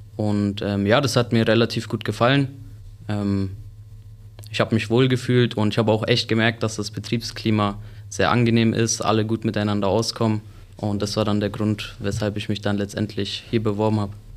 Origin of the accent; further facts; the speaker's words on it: Sennfeld, Bavaria, Germany; ich komme aus Senfeld und ja, freue mich jetzt hier meine Ausbildung zu machen